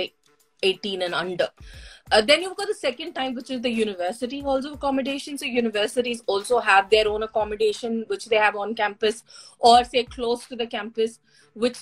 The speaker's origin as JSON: {"language": "English", "town": "Hyderabad", "region": "Telangana", "country": "India", "moved": "yes", "lives_now": "New Zealand", "said": "I come from Hyderabad, and our culture is pretty much the same."}